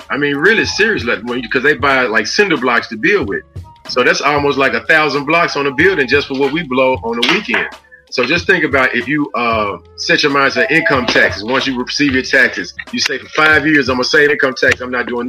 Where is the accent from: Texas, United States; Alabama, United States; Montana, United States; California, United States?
California, United States; Los Angeles; also born or lived in Memphis, Tennessee; I was born in Memphis, raised in Los Angeles, California.